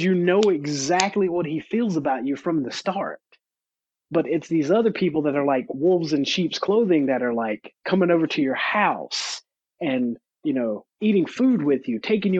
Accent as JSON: {"language": "English", "region": "North Carolina", "country": "United States", "tie": "born or raised there", "moved": "yes", "said": "I grew up in North Carolina, where they still have active branches of the Ku Klux Klan"}